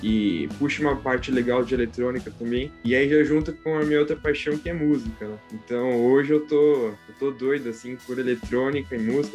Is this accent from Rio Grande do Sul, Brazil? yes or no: no; São Paulo, Brazil; Eu sou de São Paulo, aqui da Zona Sul